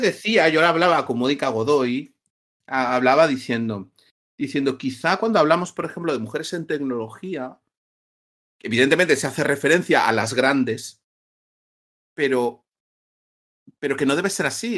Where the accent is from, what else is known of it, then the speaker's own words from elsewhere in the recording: Barcelona, Catalonia, Spain; also born or lived in Madrid; now in Valencia, Spain; yo soy de Barcelona